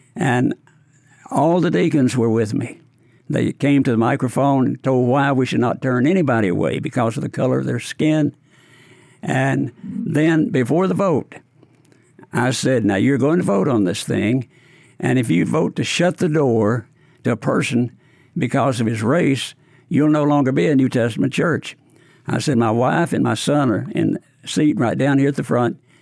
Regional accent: Paris, Tennessee, United States; now in Memphis, United States; I grew up near Paris, Tennessee

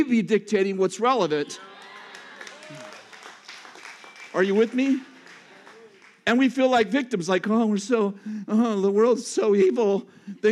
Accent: California, United States; I'm from California

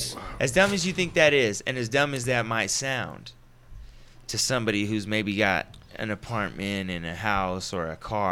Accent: Long Beach, California, United States; I was born in Long Beach.

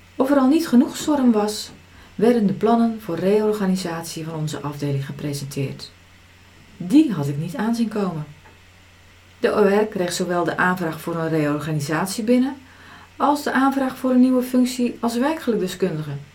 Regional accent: Zeeland, Netherlands; Als nuchtere Zeeuwse

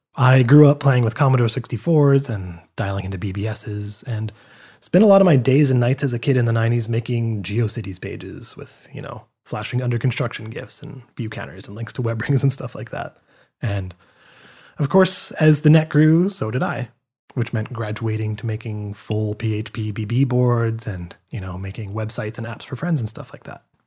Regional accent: Canada; I'm from Canada

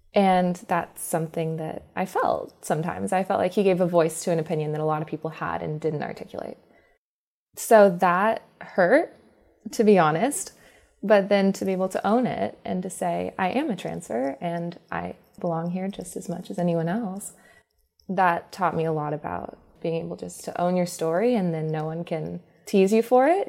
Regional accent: Alabama, United States; I'm actually Southern. I was born in Alabama

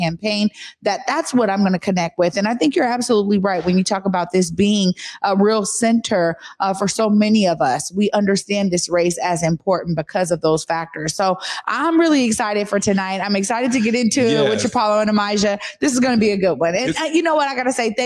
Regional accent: Seattle, Washington, United States; I am born and raised in the Central District. I graduated from Garfield High School

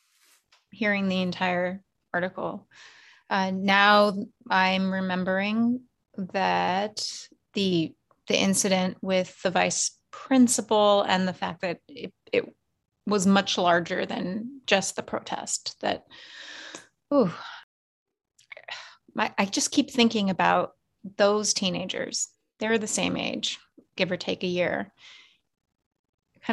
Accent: Irvine, California, United States; now in New York City, United States; my home state

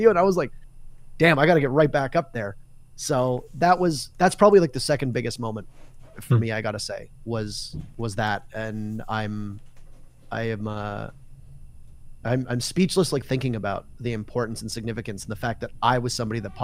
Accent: Canada; as a Canadian, standing on Canadian soil

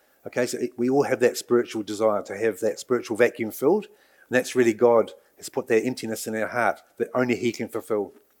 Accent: England, United Kingdom; And for me personally, as I mentioned, I was brought up in England

